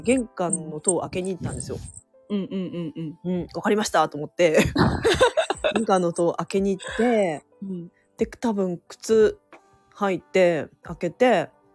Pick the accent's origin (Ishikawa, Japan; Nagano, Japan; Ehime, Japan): Ishikawa, Japan; Noto; now in Kanazawa, Japan; 私たちの実家は能登なんですね